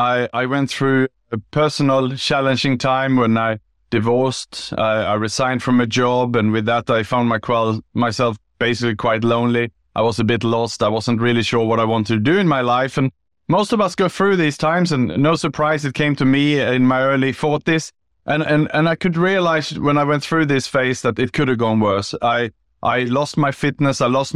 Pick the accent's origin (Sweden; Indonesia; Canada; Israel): Sweden; moved away as an adult; also born or lived in Gold Coast, Australia / Bangkok, Thailand / Southeast Asia; Yeah, so I was born in Sweden